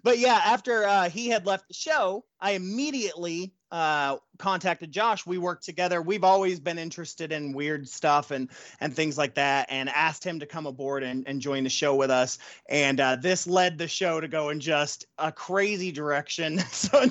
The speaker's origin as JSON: {"language": "English", "region": "Ohio", "country": "United States", "moved": "yes", "said": "I'm originally from Ohio"}